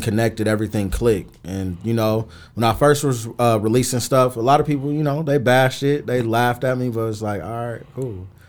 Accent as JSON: {"language": "English", "town": "Mesa", "region": "Arizona", "country": "United States", "tie": "born or raised there", "said": "growing up in Mesa, it, it's definitely different from, you know, Phoenix."}